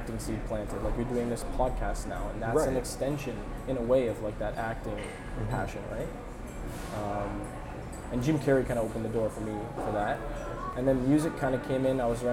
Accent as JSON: {"language": "English", "town": "Keswick", "region": "Ontario", "country": "Canada", "tie": "born or raised there", "also_born_or_lived": "Newmarket, Ontario", "lives_now": "Toronto, Canada", "said": "I was born in Newmarket, Ontario, and I grew up in a small town north of that called Keswick, Ontario."}